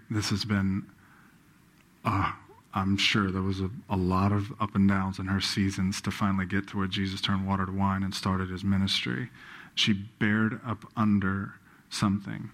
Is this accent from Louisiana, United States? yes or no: yes; Baton Rouge, Louisiana, United States; born and raised in Baton Rouge